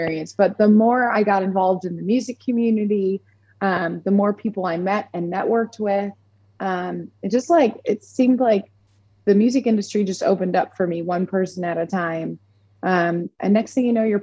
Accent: Orchard Park, New York, United States; moved away as an adult; now in Nashville, United States; I'm from Orchard Park, New York, which is just south of Buffalo

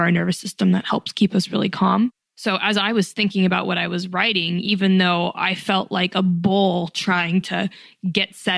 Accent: Reno, Nevada, United States; moved away as an adult; also born or lived in New York City; I was born and raised in Reno, Nevada

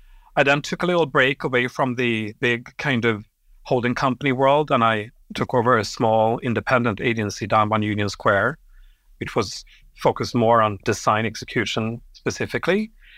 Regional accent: Sweden; born there; also born or lived in Europe; but I grew up in Europe. I was born in Sweden.

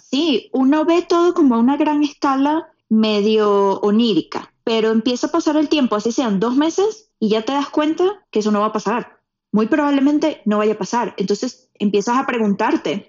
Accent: Puerto Ordaz, Bolívar, Venezuela; moved away as an adult; Yo soy de Puerto Ordaz, Venezuela, y yo tengo una conexión especial con el río, por ejemplo, porque crecí rodeada de ríos

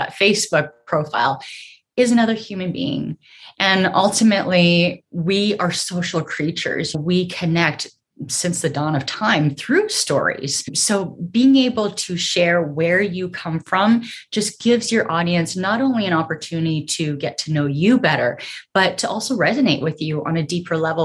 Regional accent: Canada; moved away as an adult; also born or lived in Vancouver; now in United States; I'm Canadian

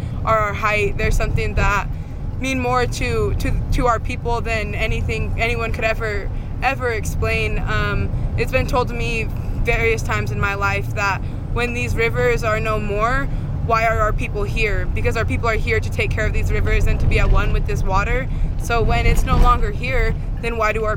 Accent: Hoopa Valley Indian Reservation, California, United States; I lived on the river my whole life, grew up on the Hoopa Valley Indian Reservation.

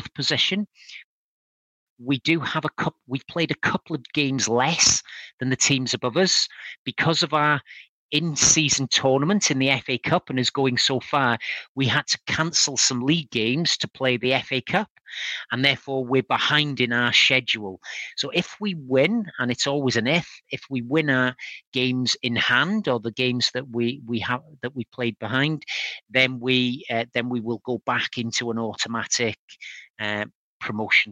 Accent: Wales, United Kingdom; We sing our national anthem

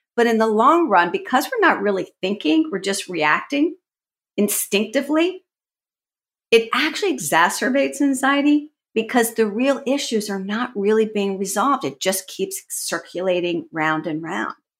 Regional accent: Washington, District of Columbia, United States; I actually grew up in the Washington, D C area, so I'm sort of an anomaly because I'm a native.

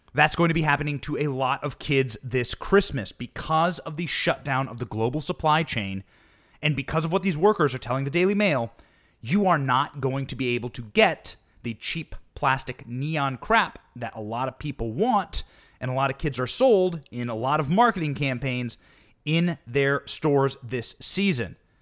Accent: Iowa, United States; growing up in Iowa

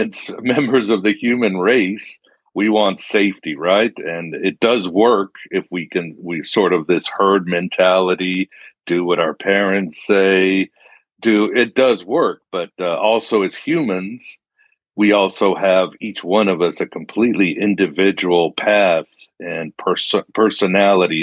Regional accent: Mexico; moved away; I was growing up in Mexico

